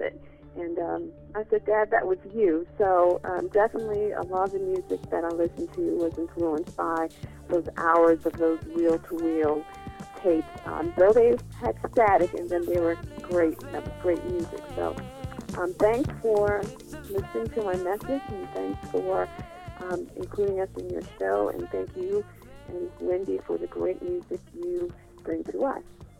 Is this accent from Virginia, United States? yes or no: yes; Richmond, Virginia, United States; Hi, Lisa. It's … I grew up in Richmond, Virginia, and our choices were pretty much limited to soft rock, top 40 radio, which is fine.